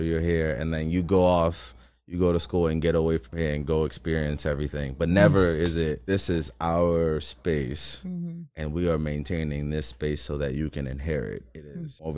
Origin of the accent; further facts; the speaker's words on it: New Orleans, Louisiana, United States; I'm from the East, but I'm from a part of the East, New Orleans East, that is often overlooked